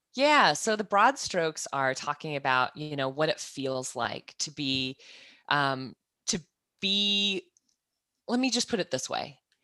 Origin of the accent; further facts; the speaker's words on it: Kansas, United States; moved away as an adult; also born or lived in New Zealand; now in Australia; I'm originally from Kansas, I moved to New Zealand ten years ago, and then I made the jump across the ditch, um, in November to move from New Zealand to Australia